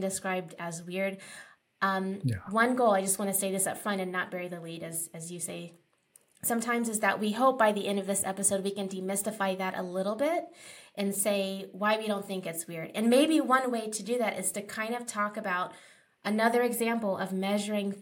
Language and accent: English; East Coast, United States; now in Los Angeles, United States; I'm from the East Coast